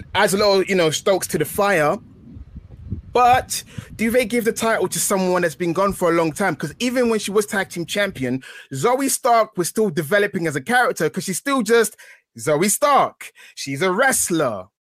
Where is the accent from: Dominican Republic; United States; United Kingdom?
United Kingdom; England; I'm a British flower. I'm an English rose